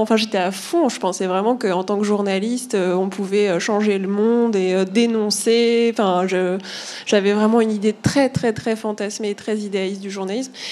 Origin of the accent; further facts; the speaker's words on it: Normandy, France; moved away as an adult; also born or lived in Paris; j'ai grandi en Normandie, en province je suis arrivée à Paris euh, pour euh, la fac